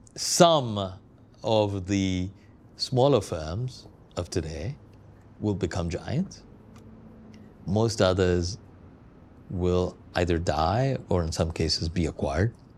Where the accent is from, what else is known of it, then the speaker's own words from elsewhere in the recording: Kochi, Kerala, India; now in London, United Kingdom; I was recently in my hometown of Cochin, India